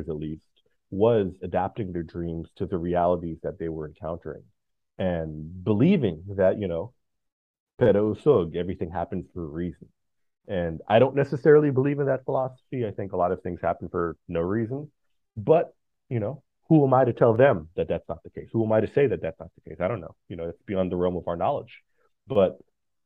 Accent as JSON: {"language": "English", "country": "United States", "said": "I'm an American"}